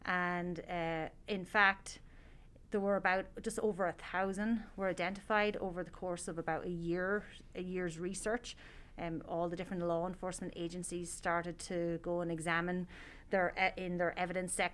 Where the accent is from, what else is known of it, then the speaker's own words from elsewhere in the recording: Tullamore, Leinster, Ireland; moved away as an adult; also born or lived in Northern Ireland; now in Reno, United States; I am from a small town in the middle of Ireland called Tullamore in the County Offaly.